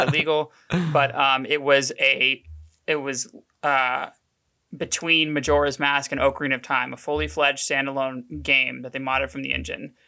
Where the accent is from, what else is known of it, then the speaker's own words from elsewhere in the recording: Oklahoma City, Oklahoma, United States; Born and raised in Oklahoma City